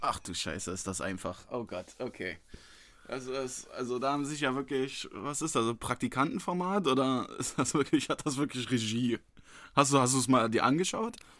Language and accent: German; Berlin, Germany; ich bin hier in Berlin geboren, bin hier aufgewachsen